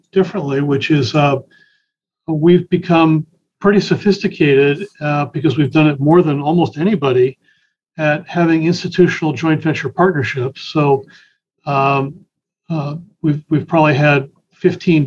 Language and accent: English; Connecticut, United States; also born or lived in Boston area; now in Boston, United States; I grew up in Connecticut